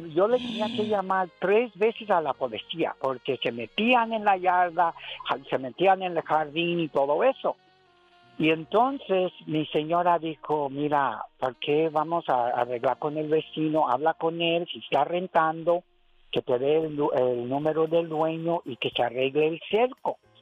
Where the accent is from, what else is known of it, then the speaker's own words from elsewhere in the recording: Santa Maria, United States; first language English; Spanish is a second language; yo nací en Santa María